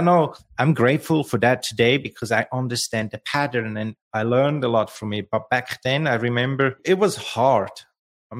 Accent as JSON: {"language": "English", "region": "Lucerne", "country": "Switzerland", "tie": "born or raised there", "second_language": "English", "moved": "yes", "said": "I was born and raised in Lucerne, in the heart of Switzerland."}